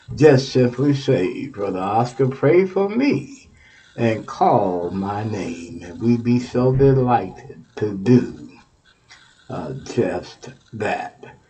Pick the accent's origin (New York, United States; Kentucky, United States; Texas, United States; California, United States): Texas, United States; moved away; I'm from Texas